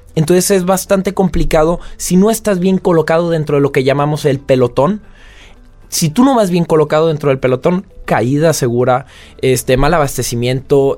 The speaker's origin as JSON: {"language": "Spanish", "country": "Mexico", "moved": "as an adult", "lives_now": "France"}